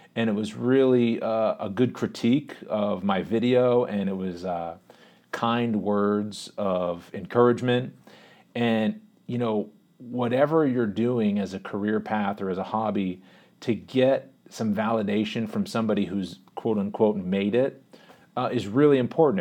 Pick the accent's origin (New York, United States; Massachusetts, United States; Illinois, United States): Massachusetts, United States; Boston; also born or lived in Pittsburgh; I was born in the Boston area, moved to Pittsburgh when I was a real little kid, like two years old. lived there until I was six years old and then moved back to the Boston area